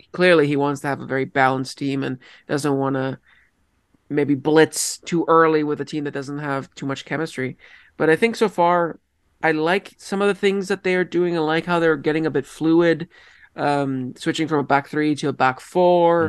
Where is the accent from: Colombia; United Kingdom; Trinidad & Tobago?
Colombia; also born or lived in Oakville, Ontario, Canada; now in Canada; I am from Colombia